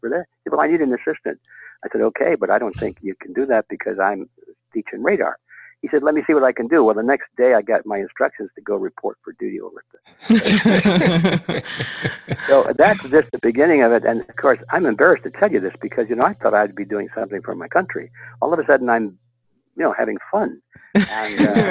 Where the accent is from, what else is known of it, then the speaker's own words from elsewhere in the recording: Detroit, Michigan, United States; I was born in Detroit, Michigan.